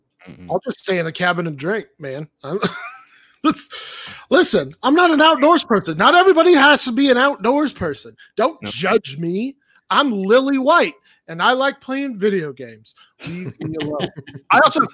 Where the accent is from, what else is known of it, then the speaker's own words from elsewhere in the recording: Australia; I'm from Australia.